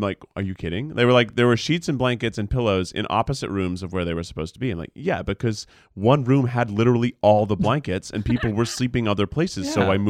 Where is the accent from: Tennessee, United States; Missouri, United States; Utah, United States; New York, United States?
Tennessee, United States; moved away; I grew up in Tennessee.